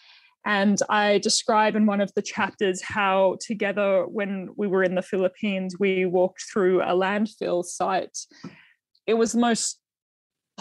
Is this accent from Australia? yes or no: yes; Australia; as a young female farmer, to have been born in Australia, and like what an amazing, you know, childhood and upbringing and education and career I have been able to have just by virtue that I was born in Australia